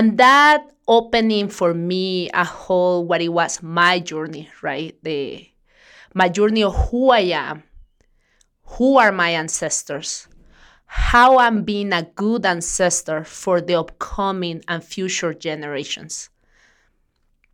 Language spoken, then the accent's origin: English; Mexico; moved away; I'm from Mexico.